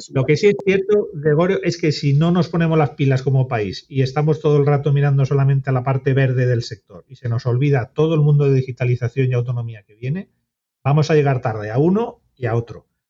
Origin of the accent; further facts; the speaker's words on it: Santander, Cantabria, Spain; yo que soy de Santander